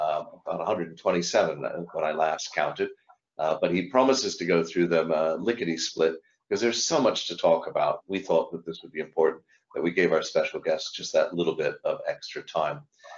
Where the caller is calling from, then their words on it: London, United Kingdom; I'm dialing here from London